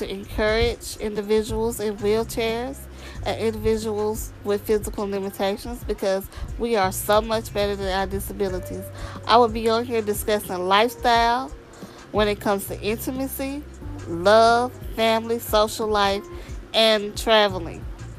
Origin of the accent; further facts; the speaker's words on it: Mississippi, United States; I am from Mississippi. I'm a single Black African-American woman